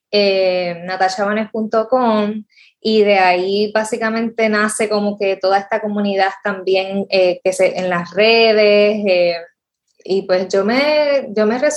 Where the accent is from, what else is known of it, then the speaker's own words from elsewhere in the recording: Rincón, Puerto Rico; Yo soy rincoeña, nací en Rincón, me crié toda la vida allá